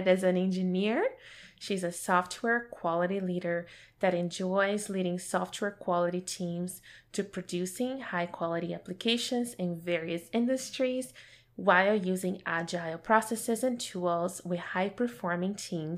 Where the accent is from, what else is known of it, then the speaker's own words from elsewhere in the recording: Brazil; my growing up in Brazil